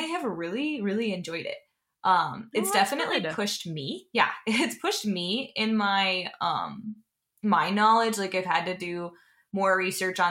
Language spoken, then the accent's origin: English; Wahpeton, North Dakota, United States; now in Iowa, United States; I grew up in Wahpeton